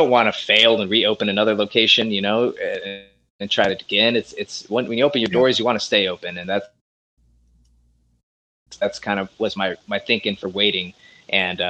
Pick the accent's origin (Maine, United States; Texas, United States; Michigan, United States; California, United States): California, United States; Long Beach; also born or lived in Las Vegas; I'm from Long Beach, which is like, 10 to 15 minutes away from there